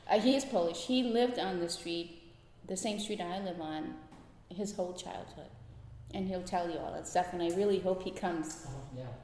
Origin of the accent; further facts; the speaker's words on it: Guyana; born there; I was born in Guyana, South America.